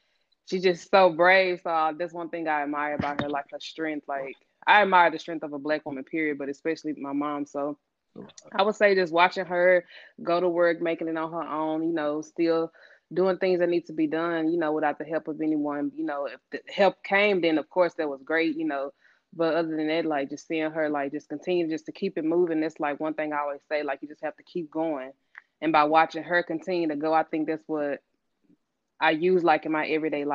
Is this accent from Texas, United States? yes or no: yes; Dallas, Texas, United States; I was born and raised in South Dallas